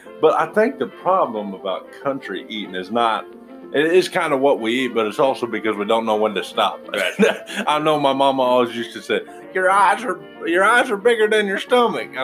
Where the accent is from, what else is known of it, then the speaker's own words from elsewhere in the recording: Missouri, United States; I'm from Missouri, and I live pretty close to Kansas City, Missouri